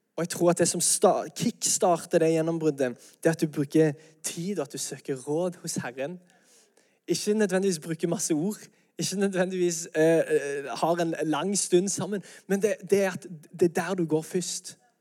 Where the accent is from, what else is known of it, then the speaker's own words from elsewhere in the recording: Norway; vi er jo nordmenn